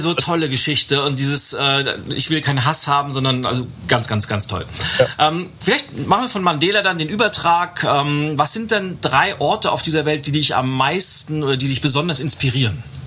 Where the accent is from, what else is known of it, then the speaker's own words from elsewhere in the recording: Lübeck, Schleswig-Holstein, Germany; in meiner Heimatstadt Lübeck